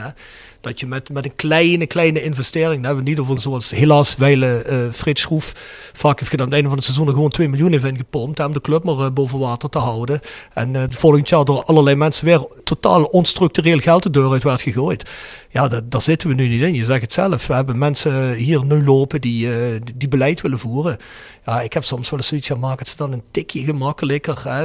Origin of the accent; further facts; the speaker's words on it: Kerkrade, Limburg, Netherlands; now in Germany; Ik ben uit Limburg, ik ben uit Kerkrade